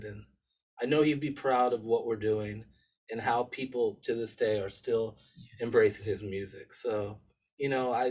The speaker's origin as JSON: {"language": "English", "town": "Los Angeles", "region": "California", "country": "United States", "tie": "born or raised there", "also_born_or_lived": "England", "said": "I was raised in Los Angeles in America"}